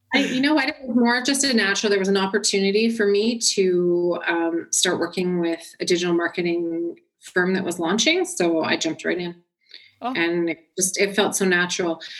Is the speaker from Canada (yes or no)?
yes; Orangeville, Ontario, Canada; also born or lived in Milton, Ontario; I was born in Milton, Ontario, but I actually was raised most of my life in Orangeville, Ontario, and that's where I am now